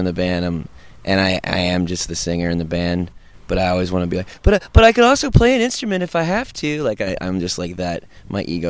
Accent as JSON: {"language": "English", "town": "Denton", "region": "Texas", "country": "United States", "moved": "as an adult", "lives_now": "Austin, United States", "said": "we're from Denton, Texas, which is right near Dallas. It's about an hour from Dallas, but we've lived in Austin for about four or five years"}